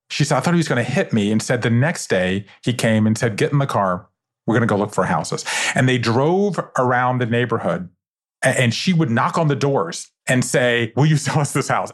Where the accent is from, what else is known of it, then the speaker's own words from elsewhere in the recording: Savannah, Georgia, United States; I grew up in Savannah, Georgia, five generations of Jews in the South